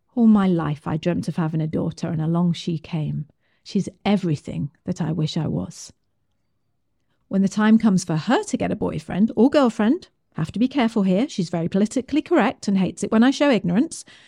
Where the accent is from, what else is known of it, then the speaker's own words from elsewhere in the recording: United Kingdom; I'm British.